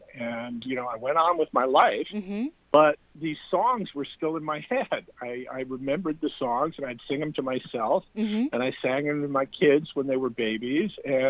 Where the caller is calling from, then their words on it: Los Angeles, California, United States; Los Angeles. Sunny, sweltering Los Angeles.